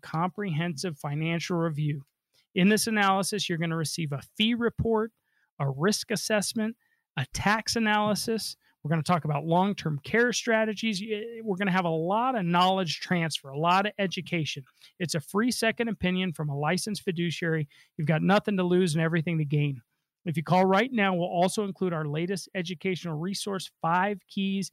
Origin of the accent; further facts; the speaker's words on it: Denver, Colorado, United States; I was born and raised here in Denver